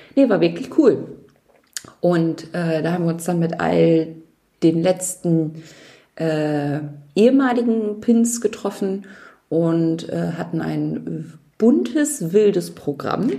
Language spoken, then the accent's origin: German; Nordhorn, Lower Saxony, Germany; Nordhorn ist, also meine Heimatstadt ist größer